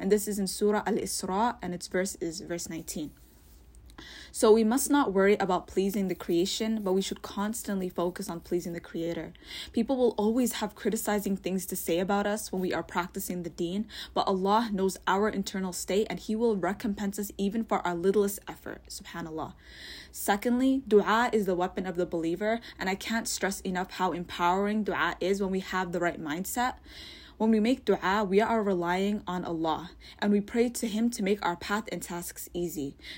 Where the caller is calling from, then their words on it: Toronto, Ontario, Canada; I'm a listener from Toronto.